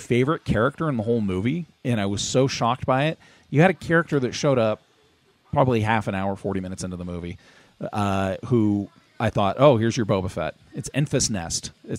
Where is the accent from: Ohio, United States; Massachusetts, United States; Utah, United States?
Utah, United States; Magna; the town we grew up in Magna